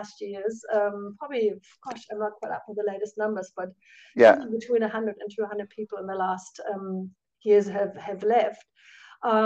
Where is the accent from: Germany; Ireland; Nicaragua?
Germany; moved away as an adult; now in New Zealand; the kind of Christianity I grew up with in Germany